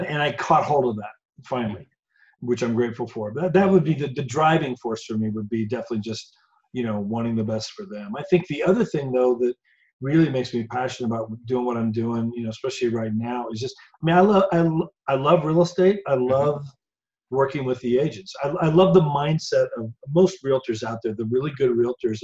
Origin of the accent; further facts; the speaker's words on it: Indiana, United States; moved away as an adult; now in Colorado, United States; I'm from Indiana originally, born okay. and raised